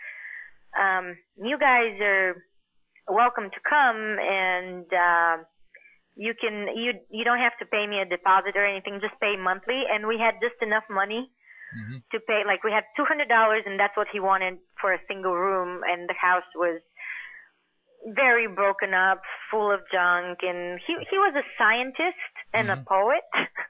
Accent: Bulgaria; also born or lived in Queens, New York; now in Los Angeles, United States; growing up in Bulgaria

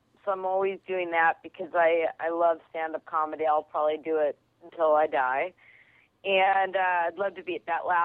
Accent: Kent, Washington, United States; also born or lived in Chicago, United States; now in Los Angeles, United States; I'm from outside of Seattle, a little town called Kent

